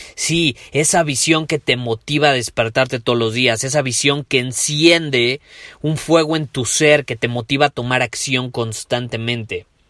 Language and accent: Spanish; Mexico; como decimos en México